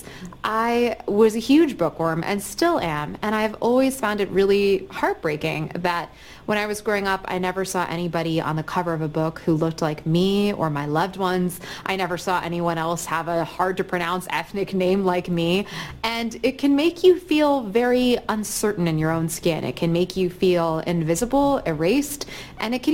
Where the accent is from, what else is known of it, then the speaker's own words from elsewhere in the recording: Atlanta, Georgia, United States; I'm from Atlanta, and I'm from a mixed-race home